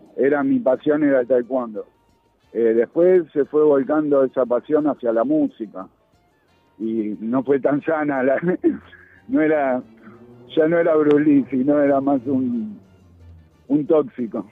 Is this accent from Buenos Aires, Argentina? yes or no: yes; Buenos Aires, Argentina; yo nací en Saavedra, a la vuelta de la casa del polaco Goyeneche.